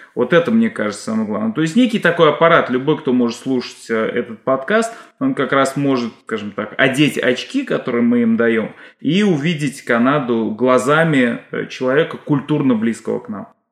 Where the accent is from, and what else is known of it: Russia; now in Canada